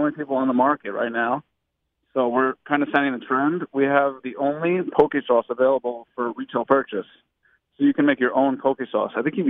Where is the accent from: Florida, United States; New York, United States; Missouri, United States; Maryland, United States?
Maryland, United States; Baltimore; accent: Baltimore; moved away; also born or lived in Five Towns / Brooklyn; It's my Baltimore accent.